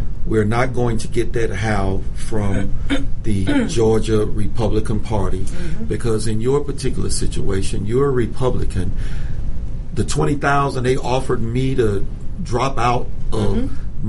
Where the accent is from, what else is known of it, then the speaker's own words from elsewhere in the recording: Venezuela; here is a minority and a female mm-hmm. who can tell you something about socialism mm-hmm. because I hail from Venezuela.